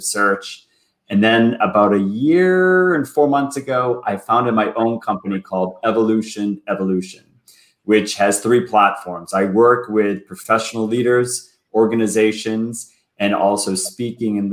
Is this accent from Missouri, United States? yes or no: no; Boston, Massachusetts, United States; moved away as an adult; also born or lived in New York City; now in Toronto, Canada; I was born and raised in Boston.